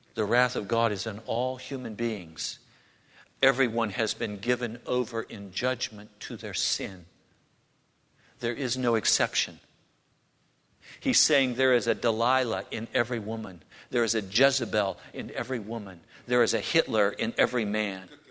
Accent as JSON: {"language": "English", "country": "United States", "said": "as American Christians"}